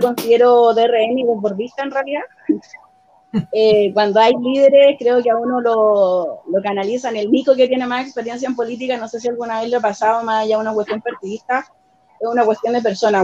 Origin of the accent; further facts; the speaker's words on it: Talagante, Santiago Metropolitan Region, Chile; also born or lived in Peñaflor; crecí en Las Palmeras, ahí viví hasta como los 16, después viví en Mayo, como fue cuando mi mamá se murió, y de ahí viví en hartos lugares en la provincia de Talagante